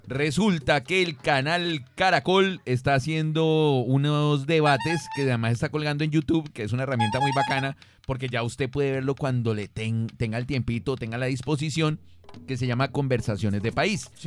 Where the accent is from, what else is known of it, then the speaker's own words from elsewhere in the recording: Valle del Cauca, Colombia; nosotros como caleños, eh, Vallecaucanos